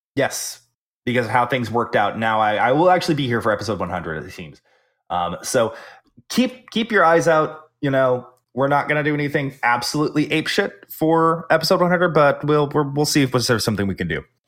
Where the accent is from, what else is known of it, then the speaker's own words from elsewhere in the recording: the South, United States; I'm the Southerner